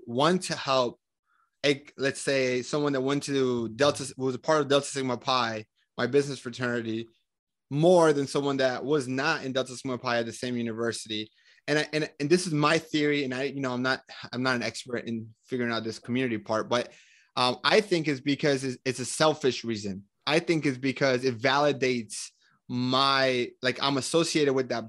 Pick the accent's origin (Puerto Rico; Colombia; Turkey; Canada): Colombia; now in United States; I'm from Colombia